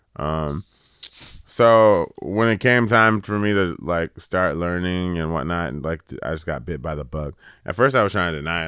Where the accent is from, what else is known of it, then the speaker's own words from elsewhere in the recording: California, United States; I'm from California